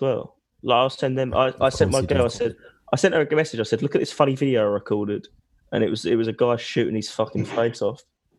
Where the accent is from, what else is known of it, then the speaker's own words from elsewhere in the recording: Essex, East of England, United Kingdom; I'm from Essex.